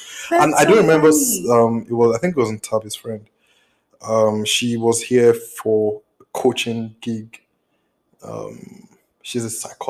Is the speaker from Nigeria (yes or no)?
yes; Nigeria; also born or lived in Cape Town, South Africa; now in United States; Yeah. That's pretty much what it is. Nigerian who just moved to the US from Cape Town. A Pan-African, you know, from Nigeria to South Africa.